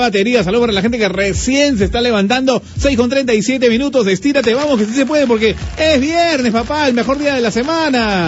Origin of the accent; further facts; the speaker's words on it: Peru; Como buenos peruanos